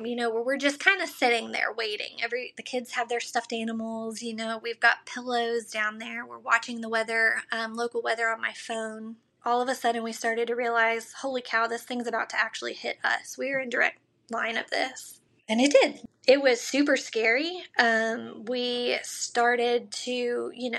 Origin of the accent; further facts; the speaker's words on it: Arkansas, United States; growing up in Arkansas